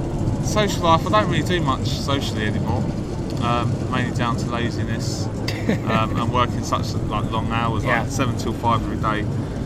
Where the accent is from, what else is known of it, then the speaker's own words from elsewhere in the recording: London, United Kingdom; I'm a Londoner. Yeah, I'd say. A South Londoner at that.